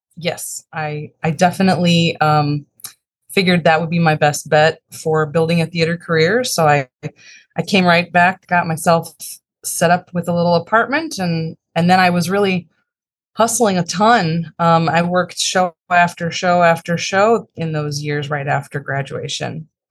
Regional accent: Chicago, Illinois, United States; I grew up in the northern suburbs of Chicago and, uh, lived there in pretty much my whole life

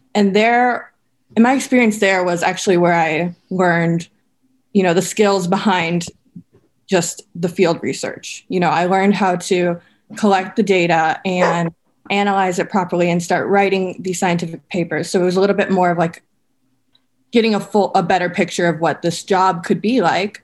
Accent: Minnesota, United States; moved away; I grew up in Minnesota

